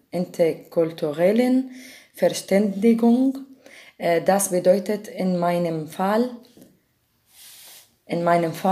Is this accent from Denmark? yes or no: no; Damascus, Damascus Governorate, Syria; German is a second language; moved away as an adult; now in Germany; ich komme aus Syrien, aus